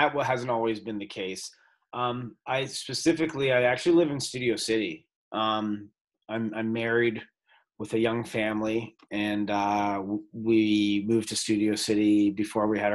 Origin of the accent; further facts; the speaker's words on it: Toronto, Ontario, Canada; moved away as an adult; now in Los Angeles, United States; I grew up in Toronto, Canada